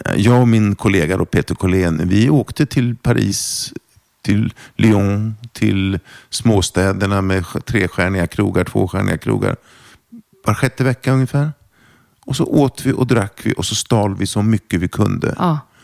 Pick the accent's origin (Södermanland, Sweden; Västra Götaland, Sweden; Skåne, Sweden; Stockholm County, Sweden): Södermanland, Sweden; Torshälla; first language German; Swedish is a second language; Jag växte upp utanför en pytteliten stad som heter Torshälla. Mm -hmm. Som ligger utanför Eskilstuna.